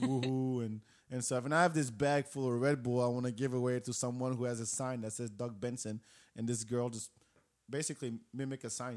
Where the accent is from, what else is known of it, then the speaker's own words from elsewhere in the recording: Morocco; English is a second language; now in Austin, United States; I'm from Morocco